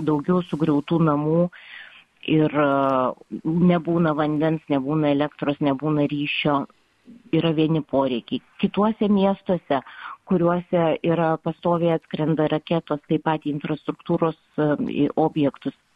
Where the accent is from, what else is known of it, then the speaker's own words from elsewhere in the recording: Lithuania; pasakęs, kad esu iš Lietuvos